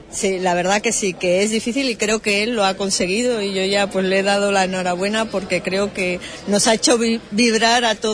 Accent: San Sebastián, Basque Country, Spain; now in Huelva, Spain; como bien saben, soy de San Sebastián también, entonces soy doble, doble patrón

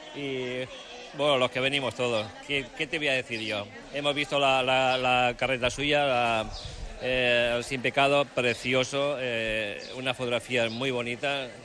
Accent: Barcelona, Catalonia, Spain; aunque haya nacido en Barcelona

